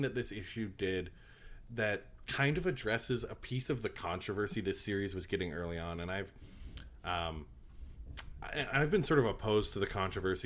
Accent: Canada; I'm Canadian

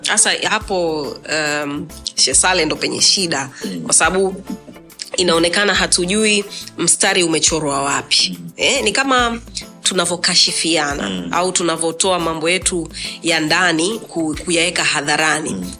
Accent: Dar es Salaam, Tanzania; also born or lived in Zanzibar; mimi ni mzanzibari lakini mm. nimekuwa buguruni magomeni

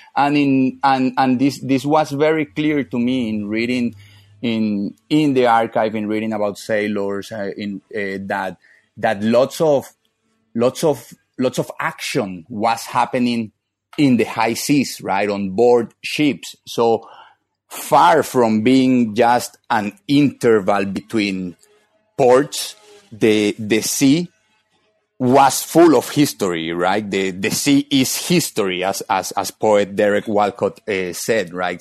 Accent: Barranquilla, Atlántico, Colombia; moved away; I am from Northern Colombia, from a city called Barranquilla, and, uh, and we barranquilleros are proud of calling ourselves, uh, Caribbean

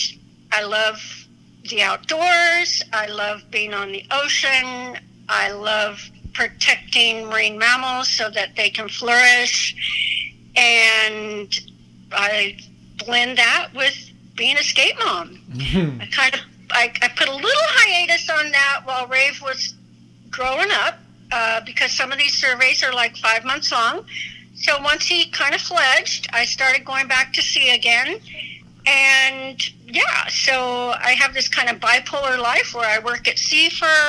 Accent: Hawaii, United States; moved away; I grew up myself in Hawaii

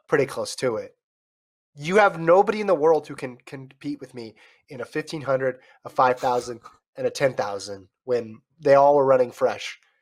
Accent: United States; we're American

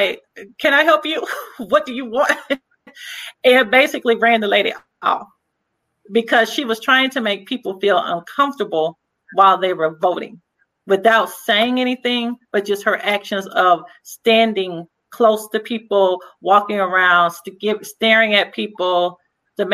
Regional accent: Mobile, Alabama, United States; moved away

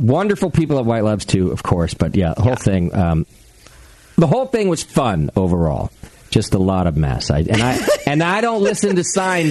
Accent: Los Angeles, California, United States; When I was a kid in L.A., all my friends and all my neighbors were the kids my age.

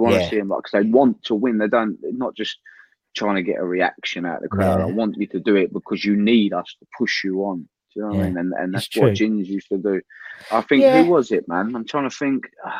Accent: England, United Kingdom; I never grew up in like Argentina. I grew up in England.

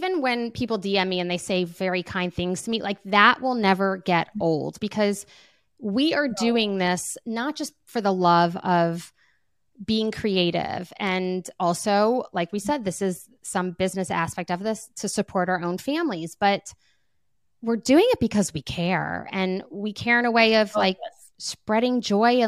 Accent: New Orleans, Louisiana, United States; I'm from New Orleans

